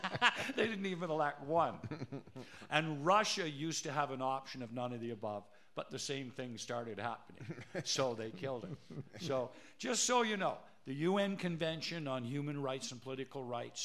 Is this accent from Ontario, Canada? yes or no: yes; North Bay, Ontario, Canada; See, we have an advantage over all you people because we're from North Bay.